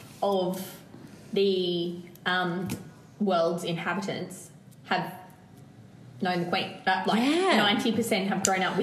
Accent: Australia; accent: Australian; also born or lived in London; do I even have an Australian accent anymore?

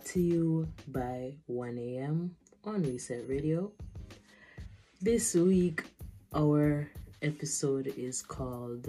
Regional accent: Jamaica; a person growing up in Jamaica

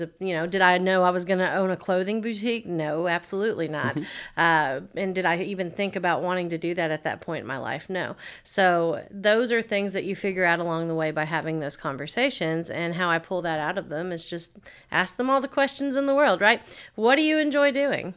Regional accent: Waverly, Tennessee, United States; also born or lived in Clarksville, Tennessee / Nashville, Tennessee; now in Dickson, United States; originally, I'm from Waverly, Tennessee, so not too far from here at all. I lived there my entire life until it was time to go to college

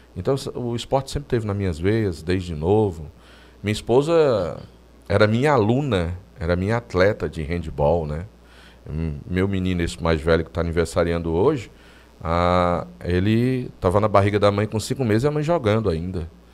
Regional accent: Juazeiro do Norte, Ceará, Brazil; Sou nascido em Juazeiro do Norte

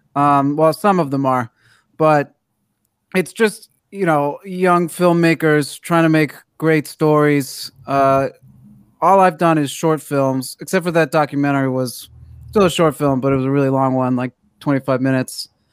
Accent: Washington, District of Columbia, United States; now in Los Angeles, United States; I'm from Washington D.C.

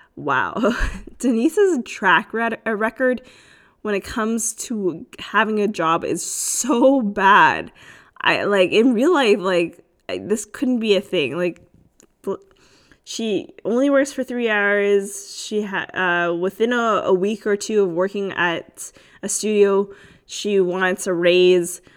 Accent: Canada; I am Canadian

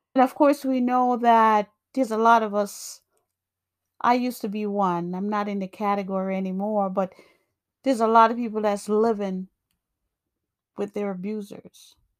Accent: New York, United States; also born or lived in Jamaica; I grew up in, I grew up in, um, New York, but I was born in Jamaica.

